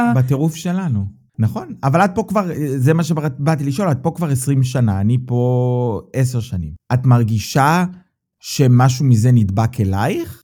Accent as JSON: {"language": "Hebrew", "country": "Israel", "moved": "yes", "lives_now": "Germany", "said": "אנחנו בתור ישראלים"}